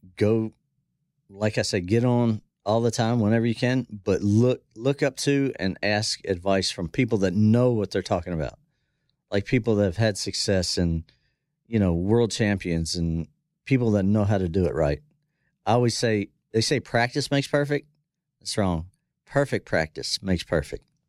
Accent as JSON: {"language": "English", "town": "Dillsburg", "region": "Pennsylvania", "country": "United States", "tie": "born or raised there", "also_born_or_lived": "Florida", "moved": "as an adult", "lives_now": "Texas, United States", "said": "I grew up in South Central Pennsylvania"}